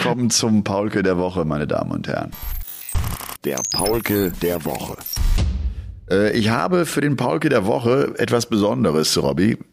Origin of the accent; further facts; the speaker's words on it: Bergisch Gladbach, North Rhine-Westphalia, Germany; aus Bergisch Gladbach, aus meiner, aus meiner Heimat auch